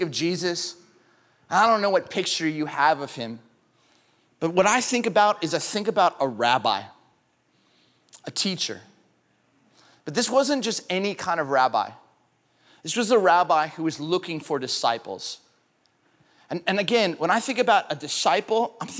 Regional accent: California, United States; moved away as an adult; also born or lived in Grand Rapids, Michigan; I grew up in California

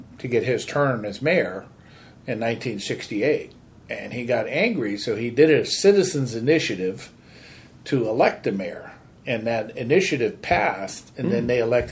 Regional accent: Brisbane, California, United States; also born or lived in San Francisco, California; I'm from Brisbane, California. I was born in San Francisco, but I was delivered by a Brisbane doctor, and so my parents lived here, and so myself and my siblings were delivered in a hospital, but lived here most of our lives

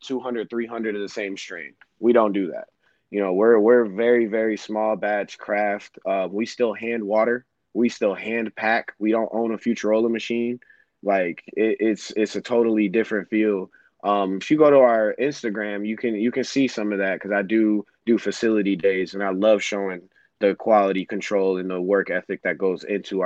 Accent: Royal Oak, Michigan, United States; I was a 17-year-old kid, you know, growing up in Royal Oak

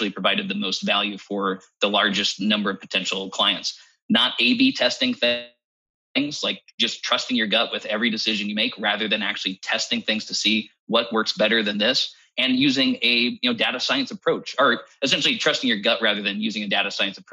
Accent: United States; as an American

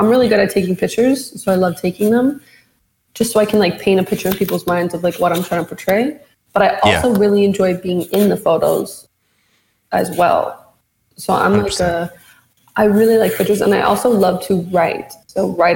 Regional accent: Edmonton, Alberta, Canada; moved away as an adult; now in Toronto, Canada; I'm originally from Edmonton

